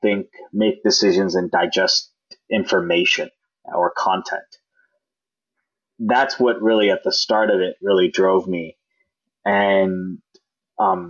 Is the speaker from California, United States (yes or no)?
yes; Silicon Valley, California, United States; as a child growing up in Silicon Valley